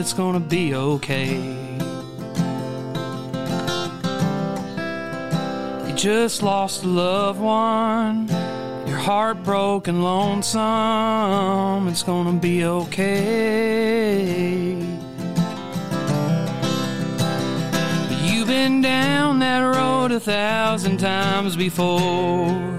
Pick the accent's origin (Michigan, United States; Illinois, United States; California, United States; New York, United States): Illinois, United States; Carmi; Southern Illinois. I'm from Carmi, Illinois